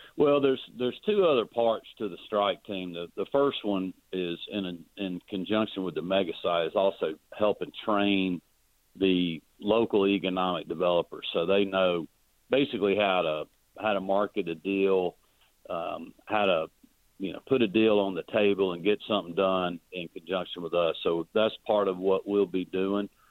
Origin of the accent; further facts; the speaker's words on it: Oglethorpe County, Georgia, United States; I've spent a lot of time growing up in Oglethorpe County